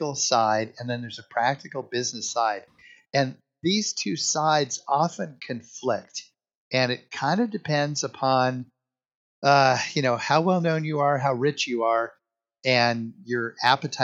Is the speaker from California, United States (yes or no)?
no; Hawaii, United States; I was born in Hawaii